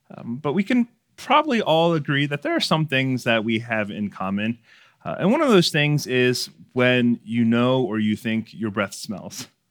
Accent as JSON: {"language": "English", "town": "Baltimore", "region": "Maryland", "country": "United States", "tie": "born or raised there", "said": "my parents owned a seafood store growing up in Baltimore City"}